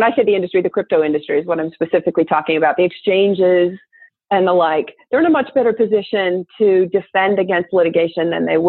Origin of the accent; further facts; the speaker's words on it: Wyoming, United States; my home state, my native state